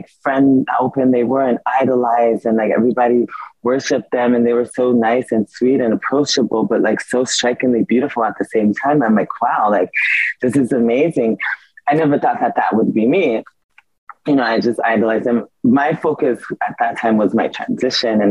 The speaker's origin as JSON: {"language": "English", "town": "San Diego", "region": "California", "country": "United States", "tie": "born or raised there", "also_born_or_lived": "Milan", "said": "growing up in California"}